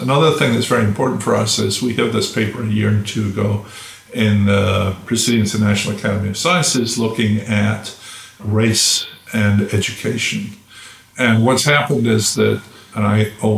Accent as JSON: {"language": "English", "country": "United Kingdom", "tie": "born or raised there", "moved": "yes", "lives_now": "United States", "said": "I grew up in Britain"}